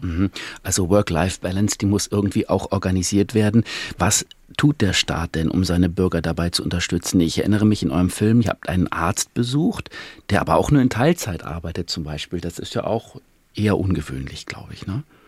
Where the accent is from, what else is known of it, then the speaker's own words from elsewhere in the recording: Germany; bei uns in Deutschland